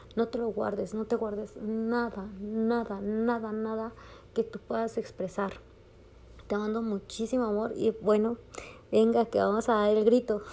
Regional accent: Mexico; a los que somos mexicanos

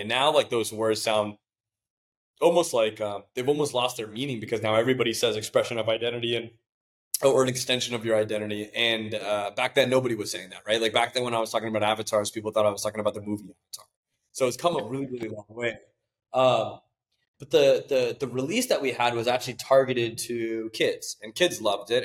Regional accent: Mountain View, California, United States; I was born and raised in Mountain View

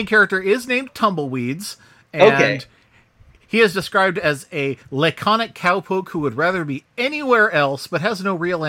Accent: San Diego, California, United States; when I grew up in San Diego

